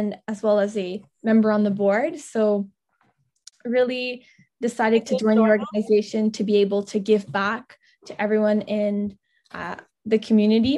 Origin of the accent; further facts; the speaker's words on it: Ottawa, Ontario, Canada; I'm from Ottawa, Ontario, Canada